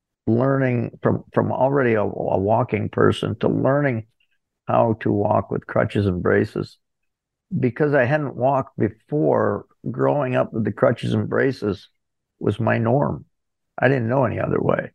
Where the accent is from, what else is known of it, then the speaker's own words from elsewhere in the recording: Corning, New York, United States; also born or lived in Ithaca, New York; I was born in Corning, New York